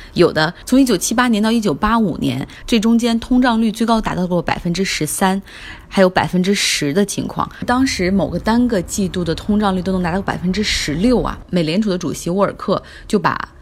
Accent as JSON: {"language": "Chinese", "town": "Harbin", "region": "Heilongjiang", "country": "China", "tie": "born or raised there", "moved": "as an adult", "lives_now": "Beijing, China", "said": "跟我在我的家乡哈尔滨生活的时间可能差不多"}